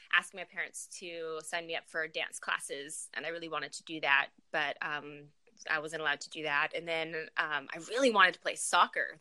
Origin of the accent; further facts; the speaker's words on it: Farmington, New Mexico, United States; moved away as an adult; also born or lived in Denver, Colorado / Dallas, Texas / Las Cruces, New Mexico; now in California, United States; I spent most of my childhood in New Mexico. So uh, junior high and high school was in Farmington, New Mexico